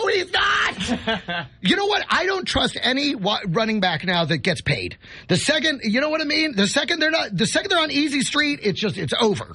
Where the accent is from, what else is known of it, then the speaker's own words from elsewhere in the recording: Dallas, Texas, United States; moved away as an adult; also born or lived in New York; now in Los Angeles, United States; I was raised in Dallas, 30 years in Dallas.